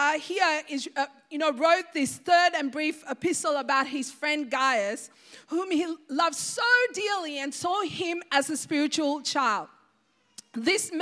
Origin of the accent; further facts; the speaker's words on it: Sri Lanka; I remember growing up in Sri Lanka